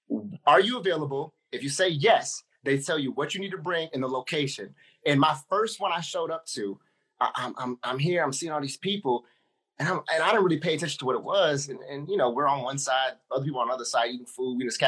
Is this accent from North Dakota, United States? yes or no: no; Ypsilanti, Michigan, United States; I was like, bro, I was like, man, I'm from Ipsy, like down this road.